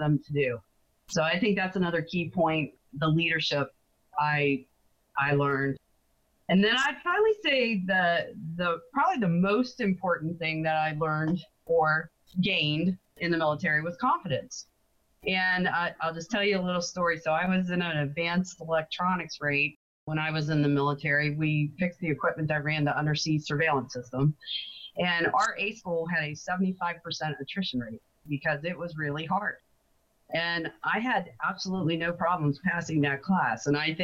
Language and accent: English; Rayland, Ohio, United States; I'm from Rayland, Ohio, and I was born and raised in Ohio